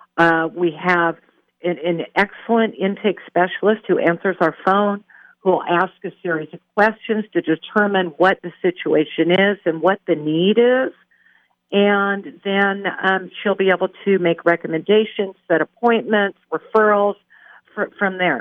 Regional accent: Pacific Northwest, United States; moved away; I'm from the Pacific Northwest

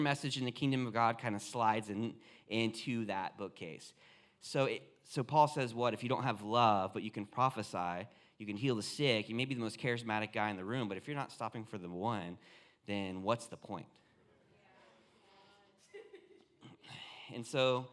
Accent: Myrtle Beach, South Carolina, United States; moved away as an adult; now in Redding, United States; I was born and raised in Myrtle Beach

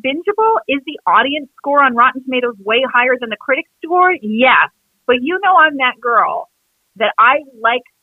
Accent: Canada; I'm from Canada

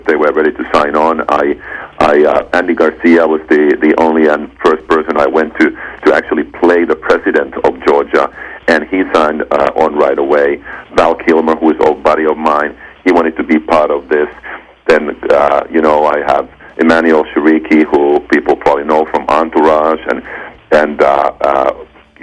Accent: Finland; moved away as an adult; I come from Finland

